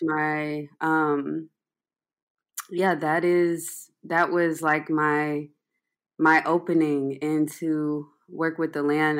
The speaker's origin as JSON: {"language": "English", "town": "Atlanta", "region": "Georgia", "country": "United States", "tie": "born or raised there", "said": "some friends I grew up with in Atlanta"}